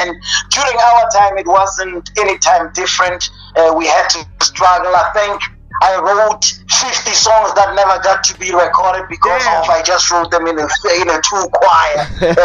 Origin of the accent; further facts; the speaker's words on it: South Africa; as a South African man